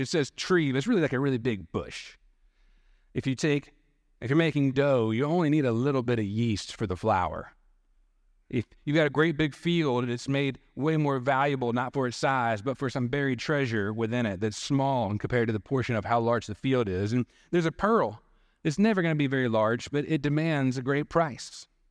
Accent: Dothan, Alabama, United States; Growing up in Dothan, Panama City was our closest beach to go

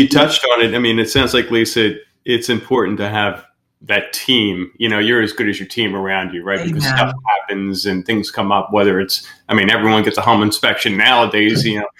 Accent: outside the Philadelphia area, Pennsylvania, United States; moved away; we're from Pennsylvania, outside the Philadelphia area

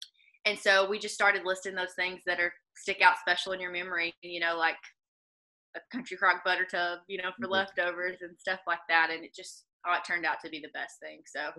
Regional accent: the South, United States; accent: southern; because especially with my southern accent, like I'll say won't is want

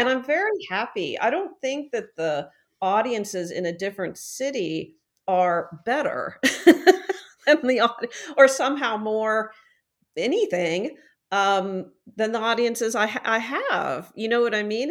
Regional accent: Midwest, United States; I grew up in the Midwest

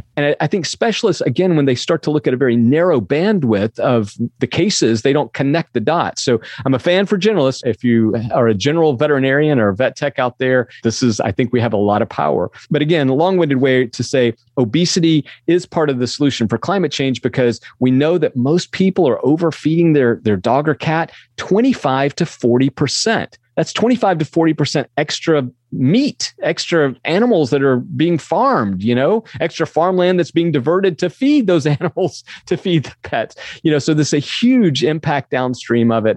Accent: the Southern United States, United States; We grew up in the South

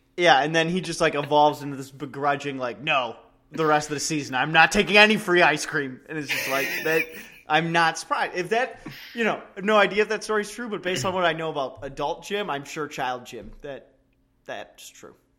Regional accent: Cleveland, Ohio, United States; we're from Cleveland.

